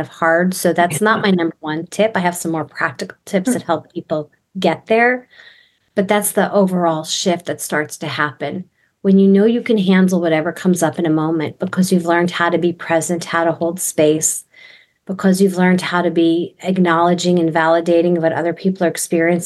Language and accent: English; New York, United States; moved away as an adult; also born or lived in Texas; I'm from New York, so I grew up in Jewish New York homes where we overlap conversation